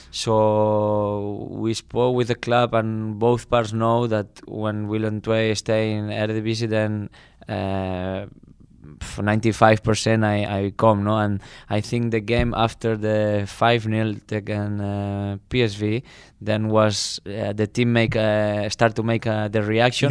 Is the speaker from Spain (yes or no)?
yes; Barcelona, Catalonia, Spain; English is a second language; moved away as an adult; also born or lived in Krakow, Poland; now in Tilburg, Netherlands; I come from Barcelona, big city